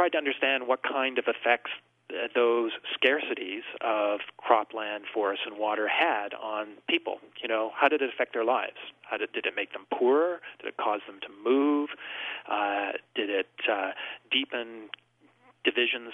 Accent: Vancouver Island, British Columbia, Canada; I grew up in British Columbia on Vancouver Island

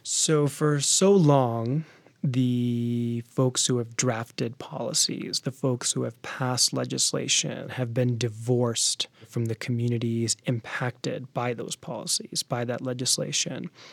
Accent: D.C. area, Virginia, United States; I was born in Virginia. My parents are Sick Americans. I'm a Sick American, and I spent most of my life in Virginia in the D C area

